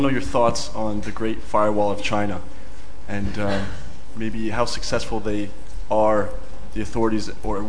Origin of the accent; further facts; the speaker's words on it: Canada; I'm from Canada.